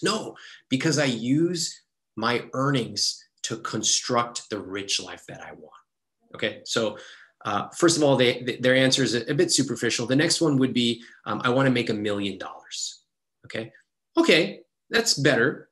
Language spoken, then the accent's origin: English; Sacramento, California, United States; I grew up in Sacramento